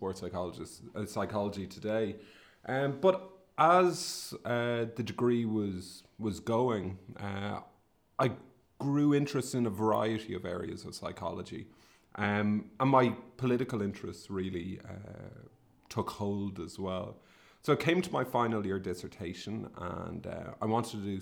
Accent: Sligo, Connacht, Ireland; I'm from Sligo, in the northwest of the Republic of Ireland. And I grew up during the 80s and 90s

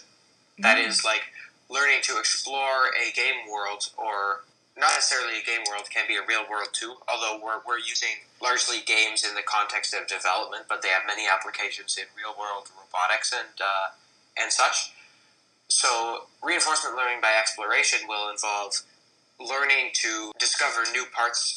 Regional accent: Canada; I'm Canadian

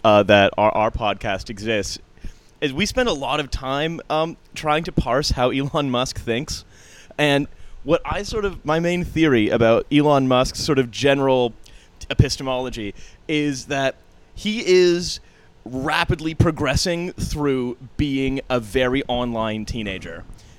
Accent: Canada; I should really explain my accent. I'm Canadian. I've just been living there for a long time.

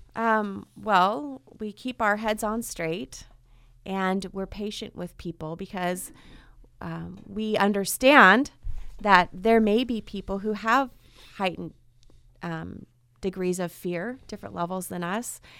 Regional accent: Fresno, California, United States; also born or lived in Orange County, California; I was two weeks away from my seventh birthday when we moved to Fresno from Southern California. And my parents wanted to come here so that we could grow up in a community and have roots.

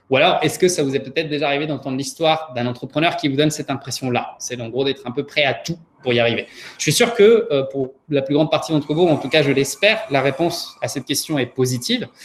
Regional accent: Paris, Île-de-France, France; also born or lived in Prague, Czechia / Santiago, Chile; je suis né à Prague, euh, d'une mère pianiste et d'un activiste politique. J'ai passé mon enfance au Chili, euh, à Santiago, avant d'arriver à Paris, où j'ai grandi.

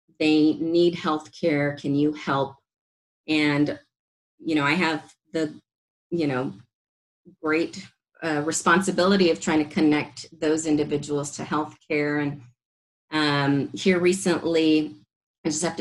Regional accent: San Benito, Texas, United States; moved away as an adult; also born or lived in California; now in Austin, United States; I'm from South Texas, from the Rio Grande Valley. I'm from a small town, San Benito, on the border to Mexico, predominantly Hispanic community, and, you know, very humble beginnings.

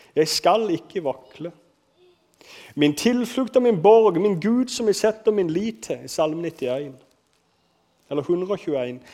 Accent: Kristiansand, Agder, Norway; accent: Sørlandet dialect; Jeg vokste opp på en plass, Flekkerøya Kanskje dere hører litt på dialekt at jeg er fra Sørlandet. Jeg vokste opp på Flekkerøya

